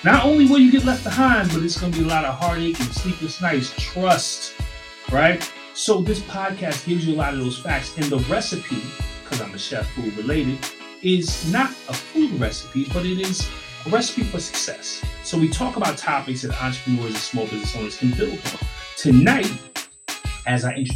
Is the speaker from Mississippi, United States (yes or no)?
no; New York, United States; growing up in New York